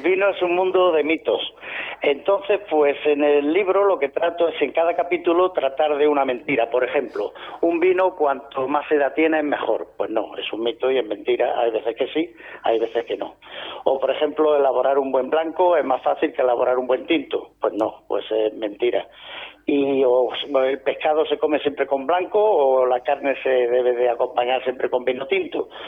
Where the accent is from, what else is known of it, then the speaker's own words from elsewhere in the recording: Granada, Andalusia, Spain; accent: Andalusian; delata mi forma de hablar, pues sí, soy andaluz, de Granada.